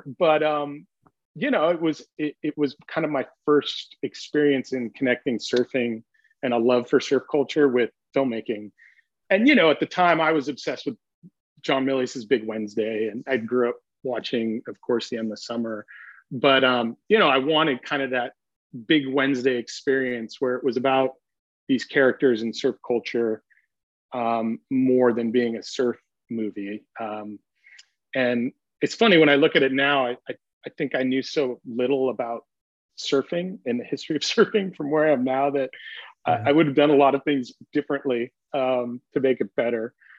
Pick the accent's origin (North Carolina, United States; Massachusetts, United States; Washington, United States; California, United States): California, United States; Pasadena; I grew up in Southern California, and I actually grew up in Pasadena, which as a kid I was embarrassed to share with surfers.